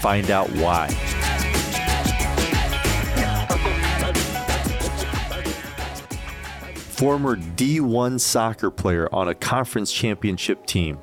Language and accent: English; Minnesota, United States; we're both from Minnesota